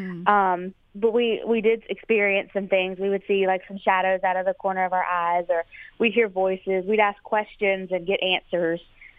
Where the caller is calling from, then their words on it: Suffolk, Virginia, United States; Suffolk, Virginia.